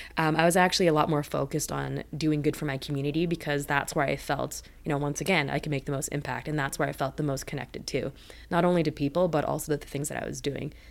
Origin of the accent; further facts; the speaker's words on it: Richmond, British Columbia, Canada; also born or lived in Vancouver; I was actually born in Vancouver, um, for the first, like, few years of my life I lived there. I don't really remember 'cause you're a kid, right? Um, but my childhood really was in Richmond